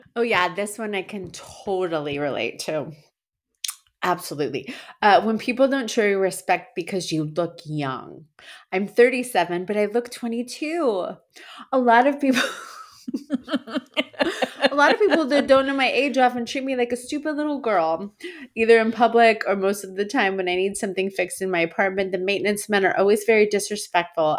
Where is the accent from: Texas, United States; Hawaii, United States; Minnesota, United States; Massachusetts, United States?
Massachusetts, United States; moved away; As a born and raised, uh, Massachusettsman